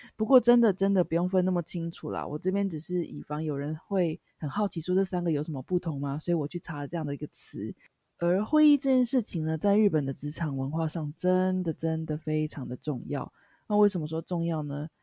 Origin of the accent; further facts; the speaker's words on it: Taiwan; now in Japan; 因为我是台湾人嘛